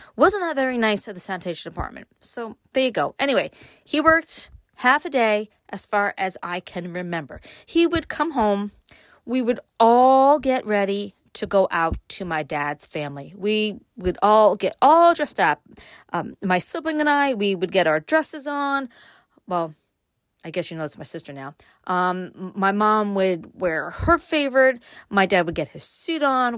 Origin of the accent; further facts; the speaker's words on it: Brooklyn, New York, United States; now in upstate New York, United States; I grew up in Brooklyn